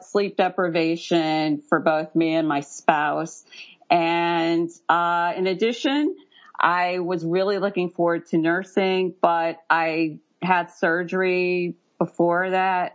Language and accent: English; St. Louis, Missouri, United States; moved away; also born or lived in Central Florida; I'm from St. Louis, Missouri originally